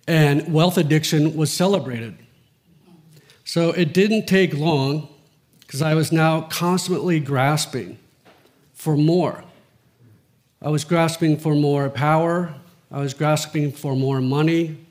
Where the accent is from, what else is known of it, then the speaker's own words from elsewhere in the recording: Greenwich, Connecticut, United States; I grew up in Old Greenwich and Riverside